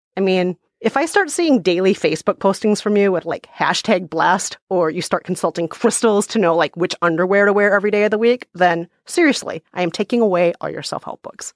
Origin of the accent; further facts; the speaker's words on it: Minnesota, United States; I grew up in Minnesota